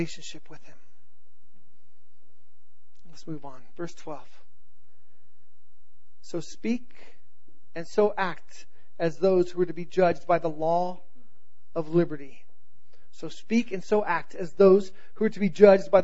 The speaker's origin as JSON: {"language": "English", "region": "Southern California", "country": "United States", "tie": "born or raised there", "also_born_or_lived": "North Carolina", "said": "I grew up in Southern California"}